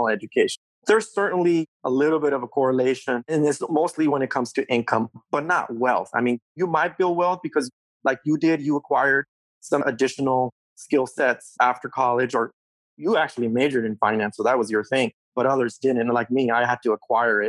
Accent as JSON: {"language": "English", "country": "Mexico", "tie": "born or raised there", "also_born_or_lived": "California", "moved": "yes", "lives_now": "United States", "said": "I was born in Mexico. I came here as a what we call a voluntary minority, right? My mom and brought my sister to California when my dad was already in California at the time. We crossed the border early 1980s."}